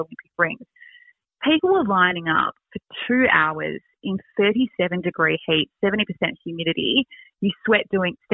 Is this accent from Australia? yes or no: yes; Australia; we are Australian